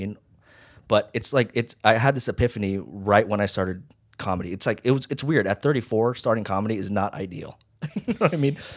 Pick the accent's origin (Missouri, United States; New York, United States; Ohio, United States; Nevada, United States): Nevada, United States; Las Vegas; also born or lived in Hawaii; I grew up in Vegas. Well, I went from Hawaii